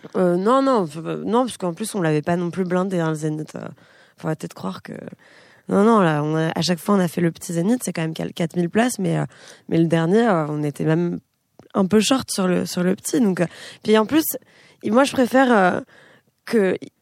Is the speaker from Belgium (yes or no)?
no; France; also born or lived in Israel; mon pays c'est la France